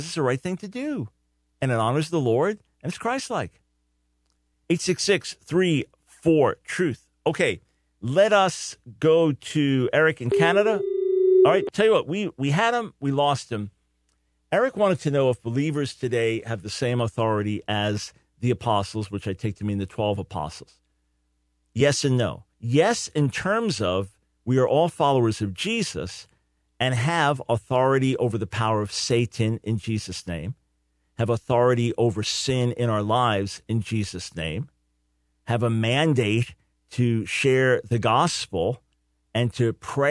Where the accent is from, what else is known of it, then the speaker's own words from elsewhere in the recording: New York, United States; moved away; I don't live in New York now, but I'm a New Yorker the first half of my life.